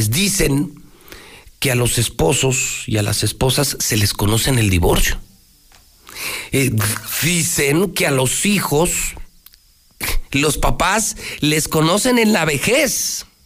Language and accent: Spanish; Aguascalientes, Mexico; yo sí soy de Aguascalientes